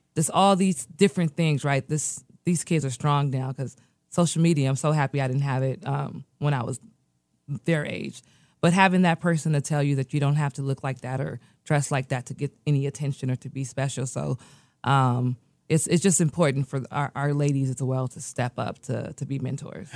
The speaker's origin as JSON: {"language": "English", "country": "United States", "tie": "born or raised there", "also_born_or_lived": "Nigeria", "said": "I was born in America"}